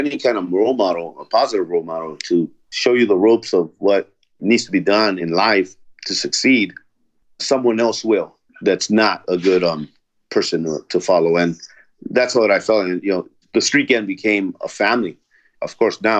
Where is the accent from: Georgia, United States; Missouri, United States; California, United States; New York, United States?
California, United States; Los Angeles; also born or lived in El Salvador; I was brought here when I was 2 years old to Los Angeles by my parents